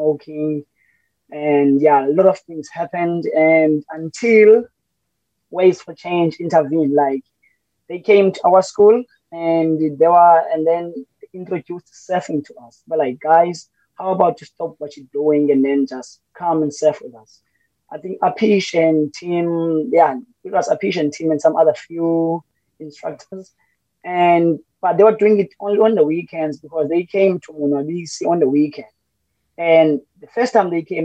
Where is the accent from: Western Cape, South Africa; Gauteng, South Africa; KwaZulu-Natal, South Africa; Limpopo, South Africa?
Western Cape, South Africa; Cape Town; also born or lived in Butterworth, Eastern Cape; I was born in the Eastern Cape in Butterworth, but I grew up in Ekhayelitsha, in the dusty streets of Ekhayelitsha in Harare